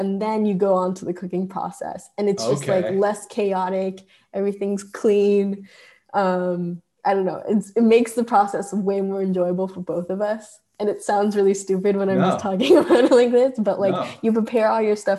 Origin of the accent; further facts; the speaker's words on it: Tokyo, Japan; first language Japanese; moved away as an adult; also born or lived in London / Hawaii; I was born and raised in Japan for basically most of my life. I lived there until I was 18